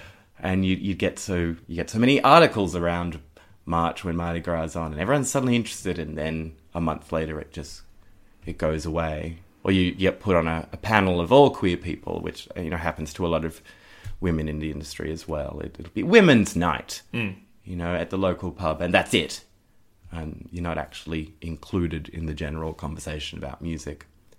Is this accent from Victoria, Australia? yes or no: no; Cronulla, New South Wales, Australia; For me, growing up in Cronulla in the Shire, in a sort of very religious place